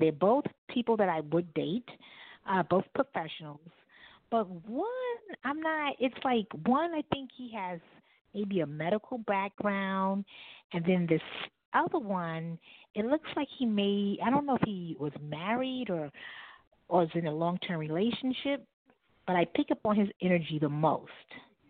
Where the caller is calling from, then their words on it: New York City, New York, United States; This is …. I'm calling from New York City.